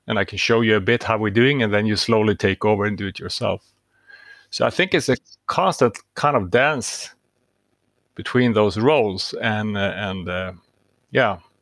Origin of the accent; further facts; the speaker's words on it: Stockholm, Stockholm County, Sweden; I'm from Stockholm, Sweden